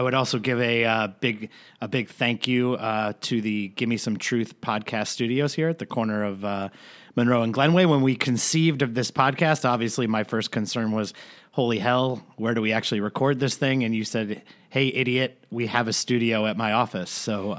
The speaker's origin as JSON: {"language": "English", "country": "Ireland", "said": "I'm Irish. It's okay."}